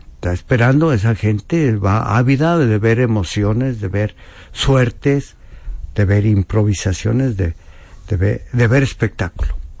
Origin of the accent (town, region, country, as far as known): Mexico